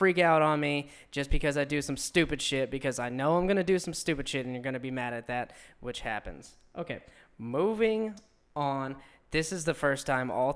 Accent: Pensacola, Florida, United States; I'm from Pensacola

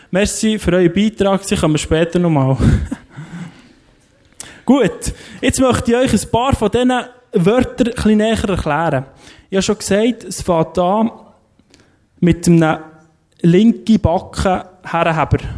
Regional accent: Lerchenfeld, Bern, Switzerland; ich bin im Lerchenfeld aufgewachsen, dort sind extrem viele Velo geklaut worden.

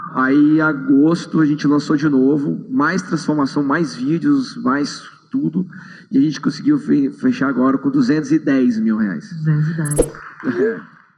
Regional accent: Brasília, Federal District, Brazil; eu sou de Brasília

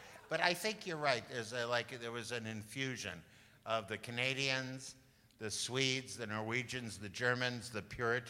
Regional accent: Midwest, United States; I'm a Midwesterner.

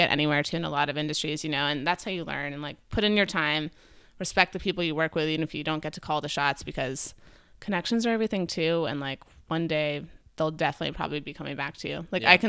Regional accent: New Mexico, United States; also born or lived in New York City; Okay, so I was born in New York City, and then when I was two years old, my dad got a job as the executive director of the Georgia O'Keeffe Museum in New Mexico.

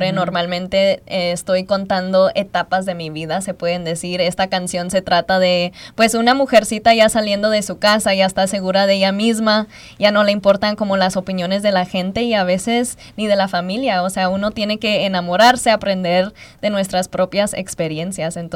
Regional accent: Los Angeles, California, United States; Yo soy de Los Ángeles, California, nací en los Estados Unidos, pero mi familia es de Guanajuato y mi mamá es del Salvador.

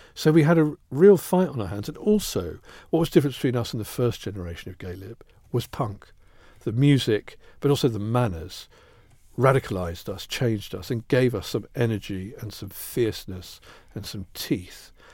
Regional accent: Kettering, East Midlands, United Kingdom; also born or lived in Northampton; I was born in Northampton, grew up near Kettering

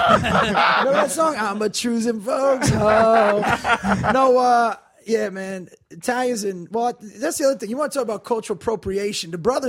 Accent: Passaic, New Jersey, United States; moved away; also born or lived in Princeton, New Jersey / Fort Lauderdale, Florida / Plantation, Florida; Well, I was born in Princeton. I lived in Passaic, which is, like, Passaic, Patterson, Clifton, that area.

